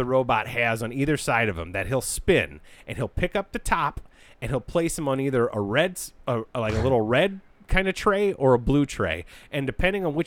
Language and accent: English; United States; I'm American